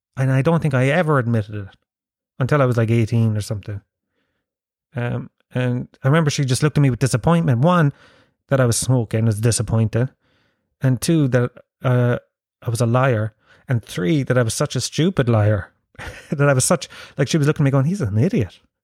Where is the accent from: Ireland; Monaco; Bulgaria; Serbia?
Ireland; Tralee, Munster; moved away; in my house, and in most houses in, uh, Tralee and the surrounding areas